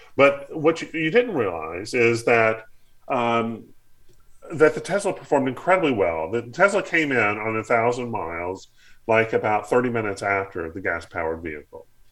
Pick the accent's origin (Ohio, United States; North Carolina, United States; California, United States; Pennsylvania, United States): North Carolina, United States; my community growing up in North Carolina